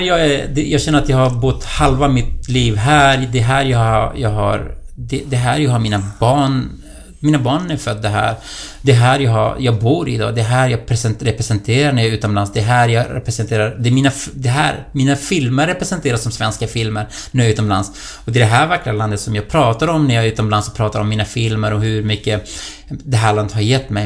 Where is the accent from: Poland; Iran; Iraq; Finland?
Iraq; Duhok, Kurdistan Region; moved away as an adult; now in Solna, Sweden; Jag kommer ju från eh, eh en stad som heter Dohuk i irakiska Kurdistan. Det är där jag är född.